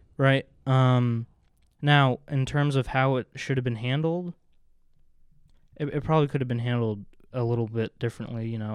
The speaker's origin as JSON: {"language": "English", "region": "New Jersey", "country": "United States", "tie": "born or raised there", "moved": "as an adult", "said": "I grew up in New Jersey"}